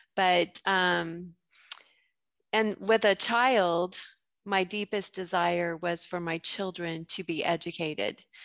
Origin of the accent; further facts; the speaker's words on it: Gunnison, Colorado, United States; moved away as an adult; also born or lived in Waco, Texas; I grew up in Gunnison, Colorado